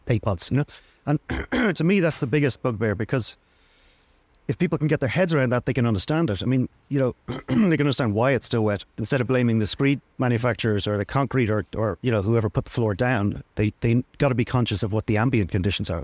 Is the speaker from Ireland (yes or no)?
yes; Dublin, Leinster, Ireland; also born or lived in Wicklow; now in Greystones, Ireland; I'm from Dublin